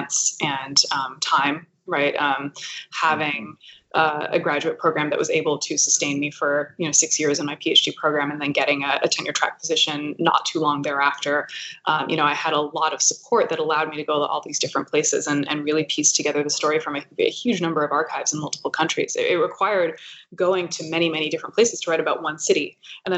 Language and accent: English; United States; my positionality is that of an American. So, you know, I was born in the United States, I have US citizenship